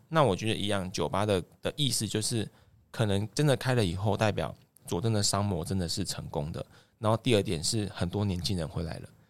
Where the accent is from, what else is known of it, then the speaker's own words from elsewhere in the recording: Zuozhen, Tainan, Taiwan; 我们乡下要，要找一间Seven都很不方便